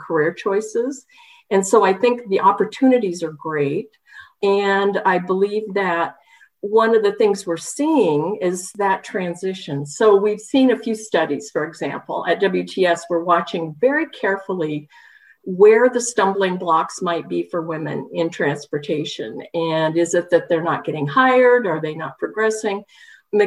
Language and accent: English; Southern Oregon, United States; moved away; also born or lived in Washington; I come from Oregon, Southern Oregon